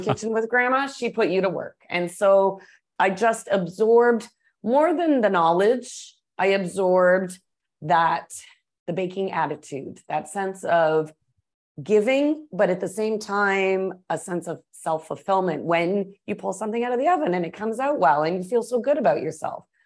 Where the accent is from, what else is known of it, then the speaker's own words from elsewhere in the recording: Toronto, Ontario, Canada; moved away as an adult; also born or lived in Atlanta / Texas / Colorado / New Orleans; I was born in Atlanta, grew up in Toronto, went back to the States to work and cook a bit